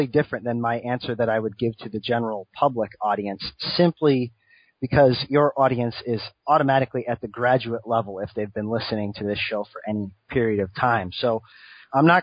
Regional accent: Rhode Island, United States; Originally, I'm from Rhode Island.

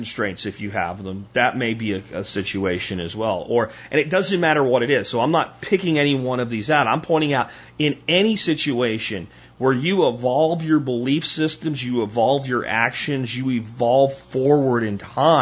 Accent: Pennsylvania, United States; moved away; Where I grew up in Pennsylvania, there was like three stations

